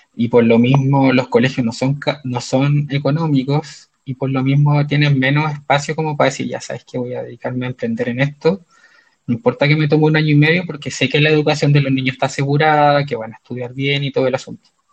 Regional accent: Concepción, Biobío, Chile; moved away as an adult; also born or lived in China; now in Santiago, Chile; soy de Concepción, si bien desde fines del año 2009 vivo fuera de Concepción

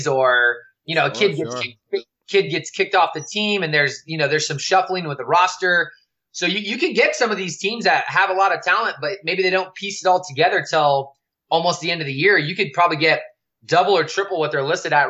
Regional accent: California, United States; growing up in California

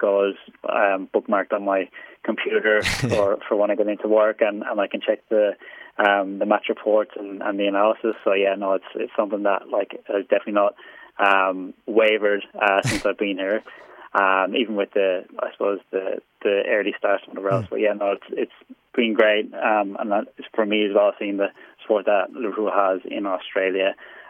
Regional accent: Wexford, Leinster, Ireland; I'm actually from Ireland. I was born in a place called Wexford, which is in the southeast of Ireland

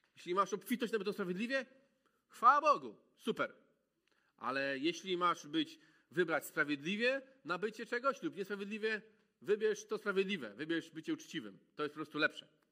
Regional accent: Malbork, Pomeranian Voivodeship, Poland; moved away as an adult; also born or lived in Gdańsk; w Malborku się wychowałem

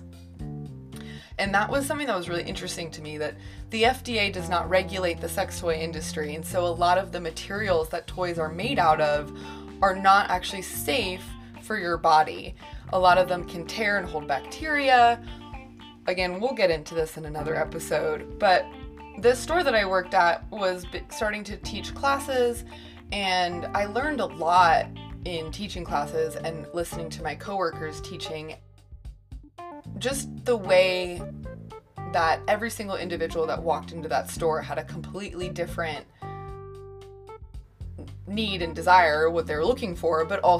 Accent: San Francisco, California, United States; moved away; also born or lived in Chicago, Illinois; I grew up in San Francisco, California, which is a mecca for sexual expression.

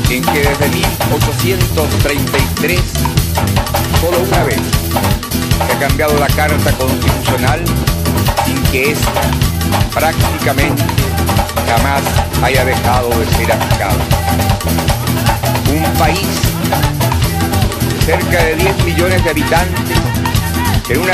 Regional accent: Chile; Vengo de Chile, un país pequeño, pero donde hoy cualquier ciudadano es libre de expresarse como mejor prefiera.

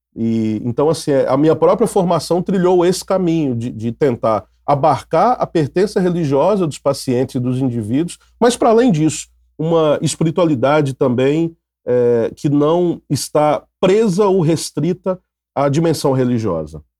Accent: Minas Gerais, Brazil; moved away as an adult; now in Rio de Janeiro, Brazil; sou mineiro, é, mineiroca, né? Mineiro, mas que moro no Rio há 22 anos

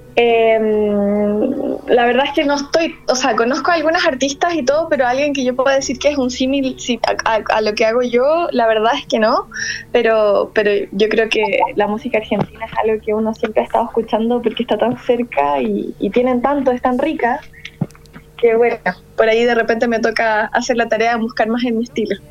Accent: La Serena, Coquimbo, Chile; moved away as an adult; also born or lived in Valparaíso Region; now in Santiago, Chile; soy de la quinta región originalmente, pero ya de niña eh, mi familia se fue a vivir un poco más al norte, que es la ciudad de La Serena

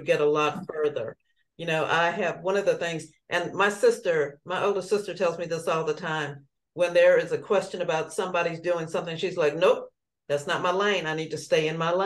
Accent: Nashville, Tennessee, United States; Born and raised in North Nashville

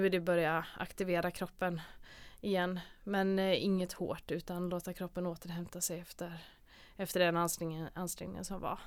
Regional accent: Gothenburg, Västra Götaland, Sweden; also born or lived in Mölnlycke; jag är här från Göteborg, eh, född och uppvuxen

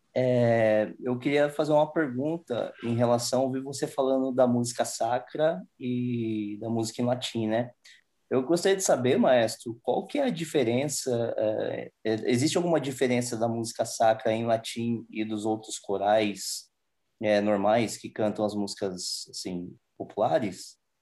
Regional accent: Mogi das Cruzes, São Paulo, Brazil; Eu sou de Mogi também, Mogi das Cruzes

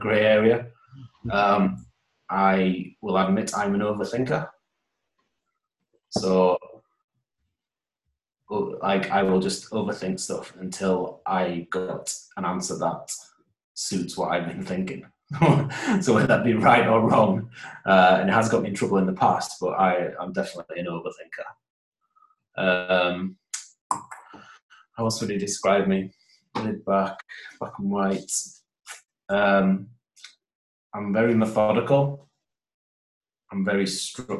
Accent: Holmfirth, Yorkshire and the Humber, United Kingdom; born or raised there; moved away as an adult; also born or lived in Huddersfield; now in Newcastle, United Kingdom

